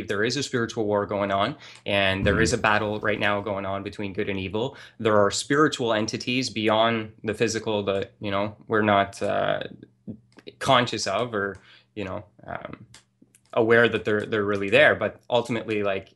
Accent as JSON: {"language": "English", "country": "Canada", "tie": "born or raised there", "said": "my experience growing up in the Catholic Church. And here in my small town of in Canada"}